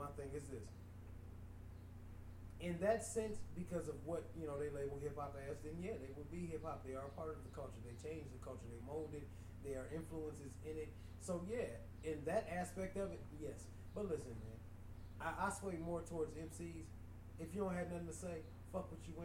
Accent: Highland Park, Michigan, United States; I'm literally like from Detroit, Highland Park

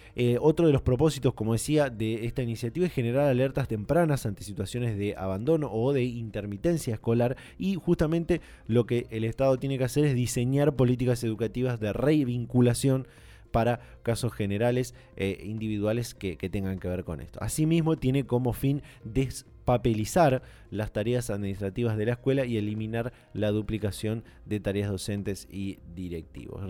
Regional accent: Argentina

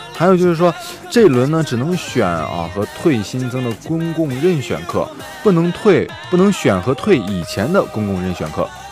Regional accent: northern China, China; moved away as an adult; 我作为一个北方人啊

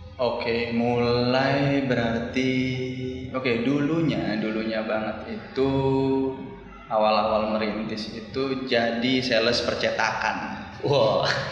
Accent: Bali, Indonesia; saya dari Bali

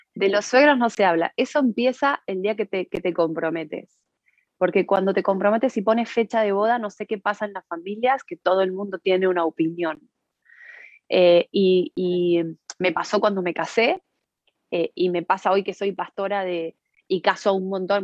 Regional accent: Argentina; now in Spain; nos criamos en el mismo país y hemos tenido dos realidades absolutamente diferentes. Eh, yo, nosotros nacimos en Argentina

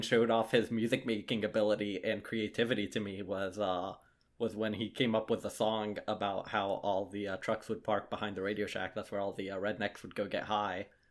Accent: Lexington, South Carolina, United States; We're both from Lexington, South Carolina

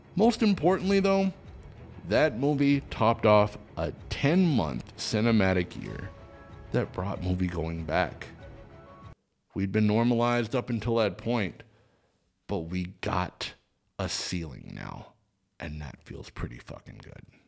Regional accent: Seattle, Washington, United States; now in Los Angeles, United States; my hometown of Seattle, Washington

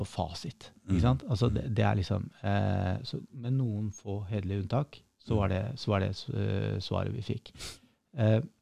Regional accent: Oslo, Norway; also born or lived in Hamar; Jeg er født på Hamar, ja. eh, vokste opp på Stovner i Oslo

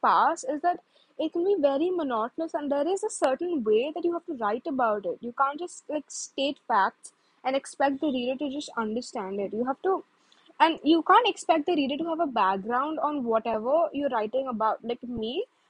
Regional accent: India; I'm an Indian

